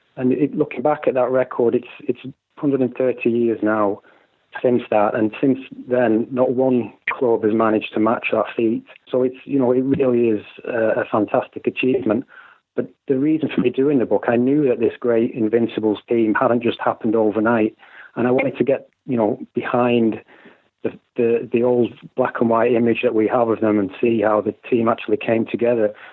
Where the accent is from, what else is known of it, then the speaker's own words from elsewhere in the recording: Preston, North West England, United Kingdom; moved away; also born or lived in Ireland; I was born in Deepdale, just minutes from North End's ground